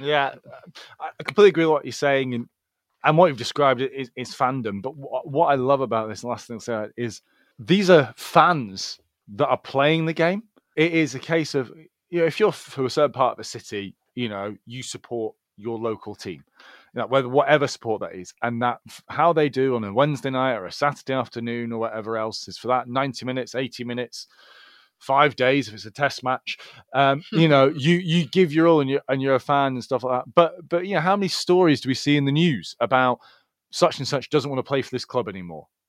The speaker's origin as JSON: {"language": "English", "region": "Scotland", "country": "United Kingdom", "said": "I consider myself Scottish, and I'm not Scottish, I'm British, not British, then I'm European"}